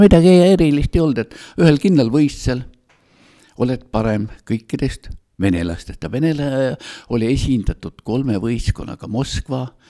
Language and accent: Estonian; Tallinn, Harju County, Estonia; moved away as an adult; now in Otepää, Estonia; mina olen kasvanud üles Tallinnas